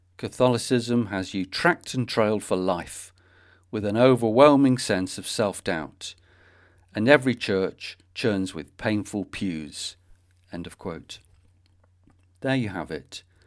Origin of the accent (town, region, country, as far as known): Manchester, North West England, United Kingdom; born or raised there